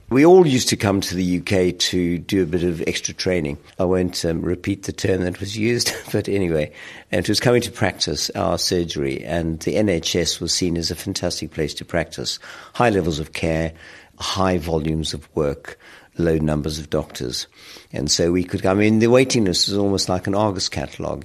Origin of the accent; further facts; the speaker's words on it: South Africa; moved away as an adult; now in United Kingdom; growing up in South Africa, at probably one of the darkest moments of its history